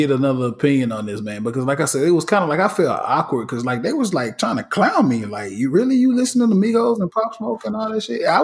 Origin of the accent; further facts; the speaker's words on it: the South, United States; I'm very uh, partial to Southern hip hop because that's what we connect to growing up in the South.